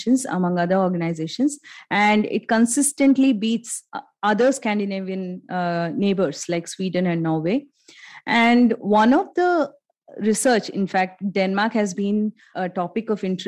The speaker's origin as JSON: {"language": "English", "country": "India", "said": "all along as Indian families"}